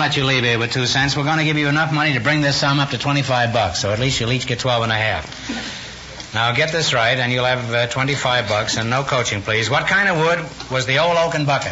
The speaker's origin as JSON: {"language": "English", "town": "Ottumwa", "region": "Iowa", "country": "United States", "tie": "born or raised there", "said": "Tumwa, Iowa."}